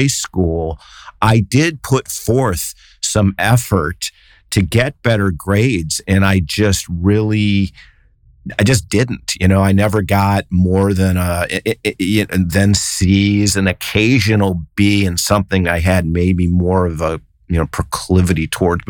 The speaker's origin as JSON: {"language": "English", "town": "Cleveland", "region": "Ohio", "country": "United States", "moved": "yes", "lives_now": "San Francisco Bay Area, United States", "said": "I'm from Cleveland"}